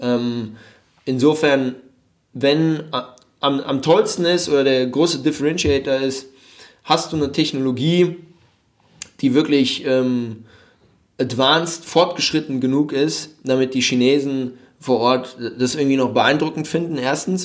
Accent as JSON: {"language": "German", "town": "Frankfurt", "region": "Hesse", "country": "Germany", "tie": "born or raised there", "also_born_or_lived": "Mannheim", "moved": "as an adult", "lives_now": "Shanghai, China", "said": "gebürtig bin ich äh, Frankfurter"}